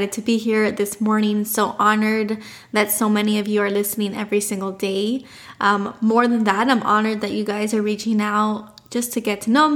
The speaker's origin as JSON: {"language": "English", "town": "Miami", "region": "Florida", "country": "United States", "tie": "born or raised there", "said": "We were born and raised in Miami"}